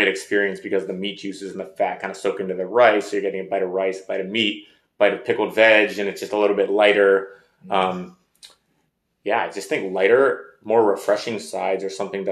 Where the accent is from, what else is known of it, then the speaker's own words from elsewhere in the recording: Bay Area, California, United States; Growing up in the Bay Area